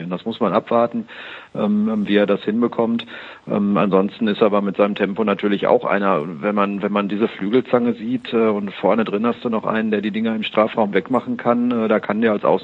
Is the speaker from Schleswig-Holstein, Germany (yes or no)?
no; Dortmund, North Rhine-Westphalia, Germany; das sagt man als Dortmunder ja nicht so ganz